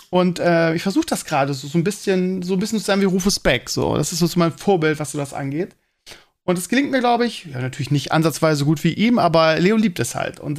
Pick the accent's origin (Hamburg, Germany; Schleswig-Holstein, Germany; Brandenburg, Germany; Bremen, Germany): Bremen, Germany; also ich kannte die als Bremer vorher nicht.